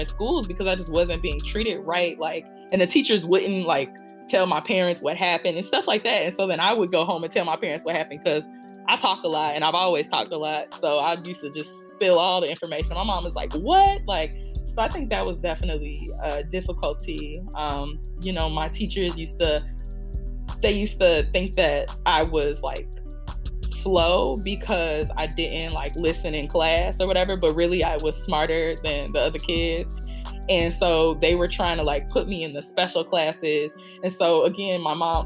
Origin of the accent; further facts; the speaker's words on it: south suburbs of Chicago, Illinois, United States; I am from Chicago, Illinois. I grew up in the south suburbs of Chicago